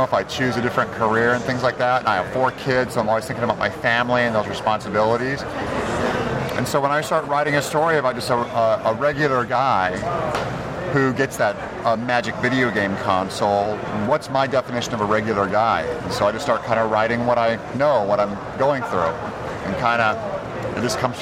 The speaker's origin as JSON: {"language": "English", "town": "Turlock", "region": "California", "country": "United States", "tie": "born or raised there", "also_born_or_lived": "Los Angeles", "moved": "yes", "said": "I was raised in Turlock."}